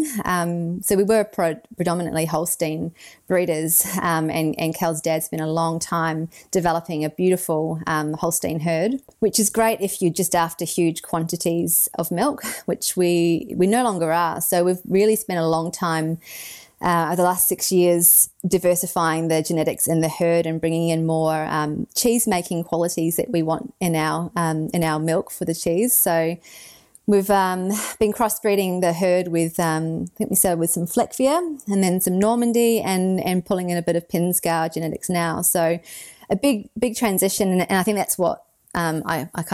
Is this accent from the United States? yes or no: no; New Zealand; moved away as an adult; now in Kiama, Australia; I was born and raised in New Zealand